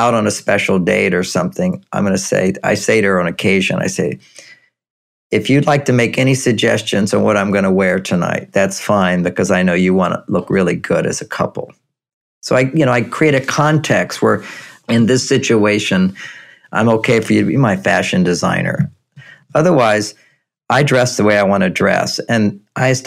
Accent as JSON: {"language": "English", "region": "Texas", "country": "United States", "tie": "born or raised there", "said": "I grew up in Texas"}